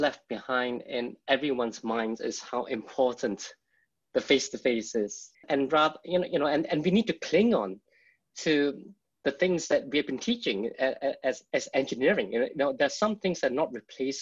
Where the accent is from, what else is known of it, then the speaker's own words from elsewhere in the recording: Singapore; now in United Kingdom; Singapore, where I'm from